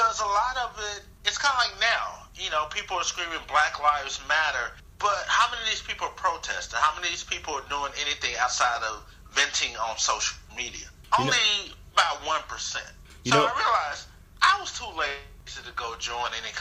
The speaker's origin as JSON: {"language": "English", "town": "Fort Worth", "region": "Texas", "country": "United States", "tie": "born or raised there", "said": "I'm a kid from Fort Worth, Texas, who lived in low poverty areas"}